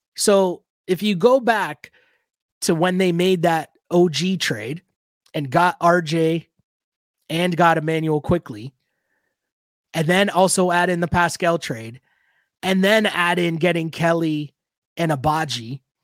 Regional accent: Toronto, Ontario, Canada; I'm from Toronto, grew up in Toronto, born and raised

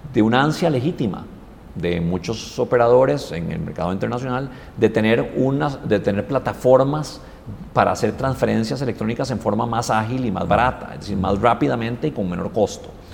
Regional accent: Costa Rica; nos tenemos que sentir muy orgullosos como costarricenses

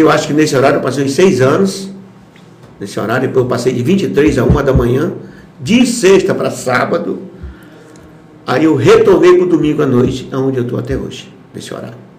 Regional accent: Caracaraí, Roraima, Brazil; also born or lived in Manicoré, Amazonas / Boa Vista, Roraima; e eu vim com meus pais para cá, Chegamos em Roraima, na cidade de Porto Caracaraí, 15 de novembro de 1972

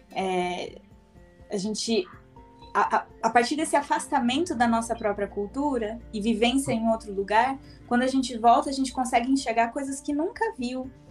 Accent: Brazil; moved away; quando a gente volta para o Brasil, depois de um tempo

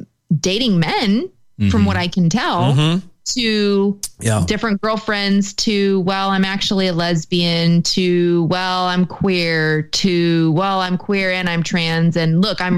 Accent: United States; I'm still white. And so that I have against me. I am American

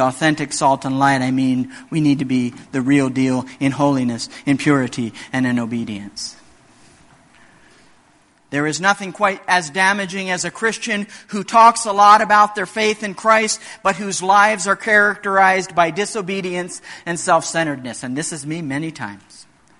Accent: Indonesia; In many remote areas of the world, like where I grew up in Indonesia, salt is still very valuable.

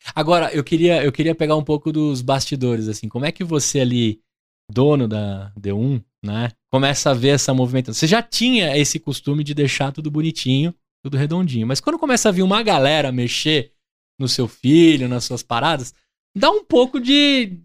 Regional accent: Brazil; a gente aqui como brasileiro

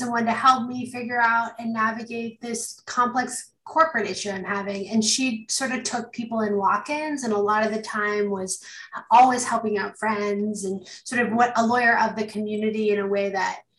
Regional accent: Canada; moved away; I'm Canadian.

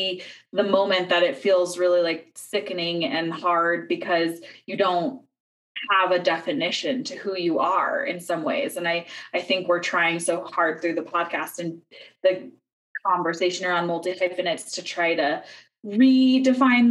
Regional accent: United States; as an American

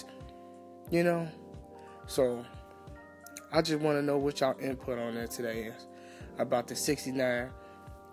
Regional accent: Chicago, Illinois, United States; I'm from Chicago

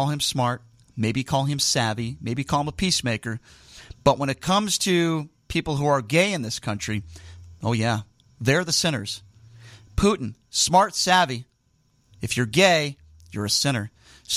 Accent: United States; as an American

